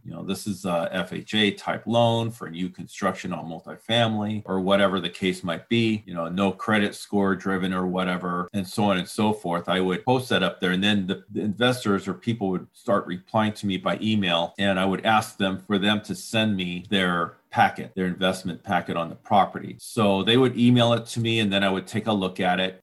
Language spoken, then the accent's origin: English; Washington, United States; here in Washington, in my hometown